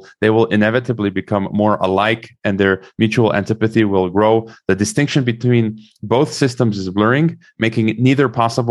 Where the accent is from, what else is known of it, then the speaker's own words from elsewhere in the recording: United States; as an American